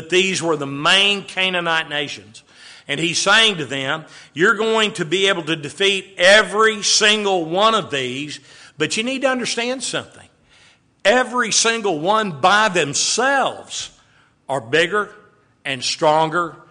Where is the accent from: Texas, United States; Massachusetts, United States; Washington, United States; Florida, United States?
Texas, United States; Waco; growing up in Waco, Texas